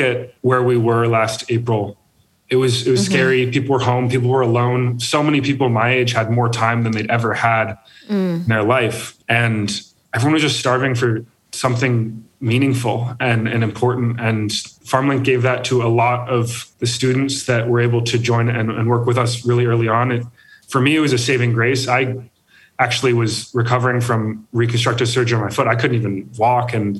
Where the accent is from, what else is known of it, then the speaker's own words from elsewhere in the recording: Connecticut, United States; I grew up in Connecticut